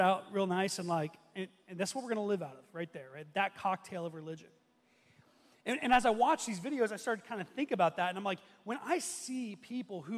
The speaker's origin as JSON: {"language": "English", "region": "Ohio", "country": "United States", "said": "I'm from Ohio, big Ohio State fan"}